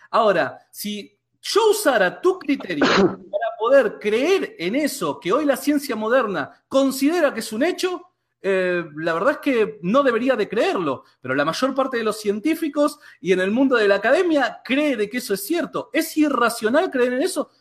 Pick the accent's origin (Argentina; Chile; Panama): Argentina; que somos acá de Argentina